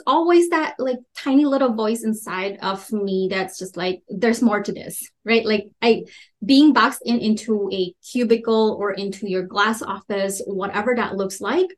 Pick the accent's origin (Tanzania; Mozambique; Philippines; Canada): Philippines; moved away; also born or lived in Minnesota; I grew up in the Philippines.